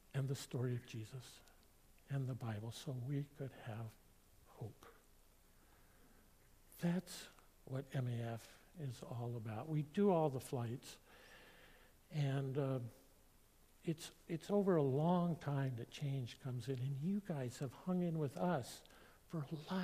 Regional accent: Ecuador; So they went up to Michigan, picked me up, and took me back to Ecuador. So I grew up in Ecuador.

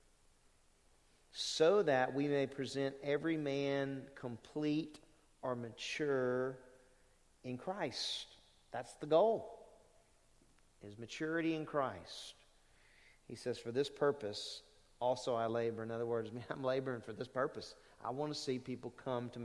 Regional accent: Lake Charles, Louisiana, United States; I grew up in Lake Charles Bible Church

